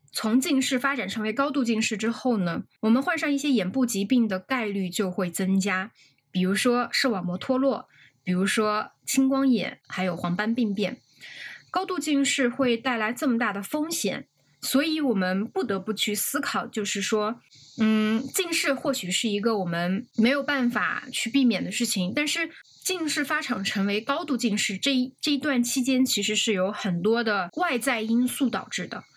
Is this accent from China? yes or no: yes; China; 因为我们中国大街上夏天全是打伞的